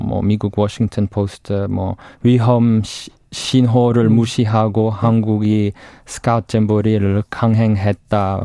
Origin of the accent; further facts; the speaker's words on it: United Kingdom; Korean is a second language; now in South Korea; 영국에서 왔어요